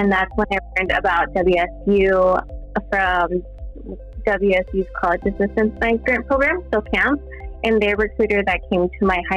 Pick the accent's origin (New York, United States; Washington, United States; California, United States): Washington, United States; Quincy; I grew up in a very small town in Central Washington. I grew up in Quincy.